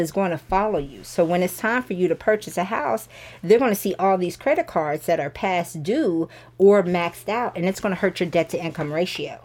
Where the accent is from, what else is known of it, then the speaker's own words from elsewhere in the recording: Sandy Springs, Georgia, United States; also born or lived in Alabama / Columbus, Georgia; I am from Sandy Springs, so we moved back to Sandy Springs about three years ago.